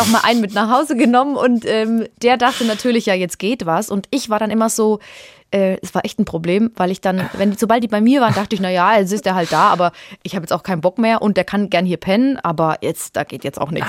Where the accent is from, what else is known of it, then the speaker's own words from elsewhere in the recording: Würzburg, Bavaria, Germany; ich komme ja aus Würzburg